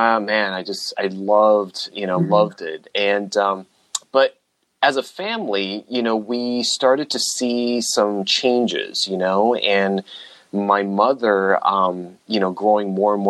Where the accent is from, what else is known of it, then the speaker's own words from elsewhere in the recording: United States; I was born in the States and, you know, I grew up with immigrant parents